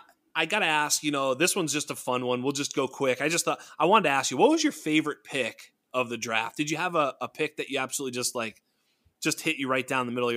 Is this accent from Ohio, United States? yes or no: no; Boston, Massachusetts, United States; I'm a New England Patriots fan. I'm from Boston